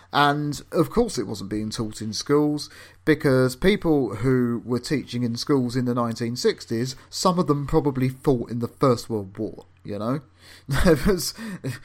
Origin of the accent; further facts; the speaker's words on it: London, United Kingdom; also born or lived in Camden; I was born in Islington